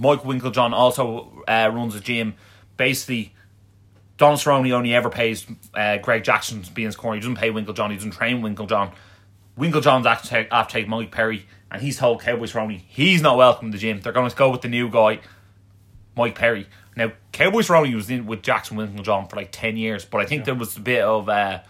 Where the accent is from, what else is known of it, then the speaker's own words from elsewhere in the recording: Ireland; But in fairness, we're Irish, so what do you expect?